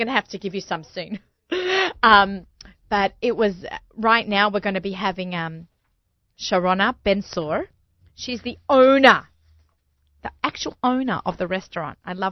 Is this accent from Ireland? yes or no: no; Australia; accent: Australian; now in New York, United States; My Australian accent